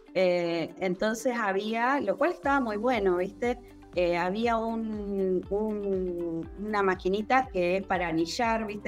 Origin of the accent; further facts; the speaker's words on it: General Pico, La Pampa, Argentina; soy de General Pico La Pampa